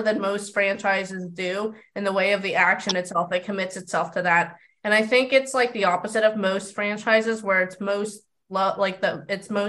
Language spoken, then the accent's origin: English; California, United States; I'm from California